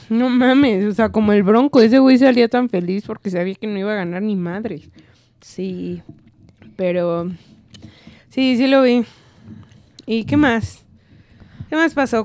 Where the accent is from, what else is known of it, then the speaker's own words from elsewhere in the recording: Mexico; en México ya estamos muy maleados